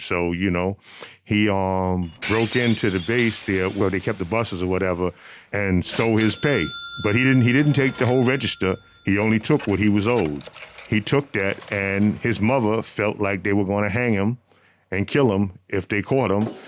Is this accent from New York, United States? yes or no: yes; New York City, New York, United States; Growing up in Brooklyn with my family was something that was so important to me